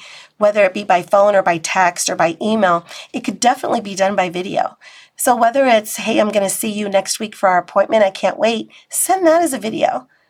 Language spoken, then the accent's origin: English; Glendale, California, United States; born there; I was born in Glendale, California.